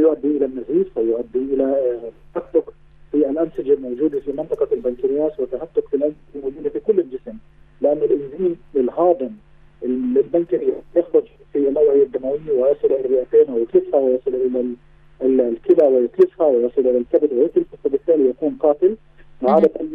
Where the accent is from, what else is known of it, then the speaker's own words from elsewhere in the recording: Palestine; عندنا في فلسطين